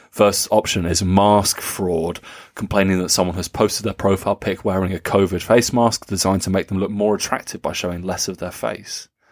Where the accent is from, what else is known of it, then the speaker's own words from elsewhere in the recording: Nuremberg, Bavaria, Germany; Nuremberg, uh, my hometown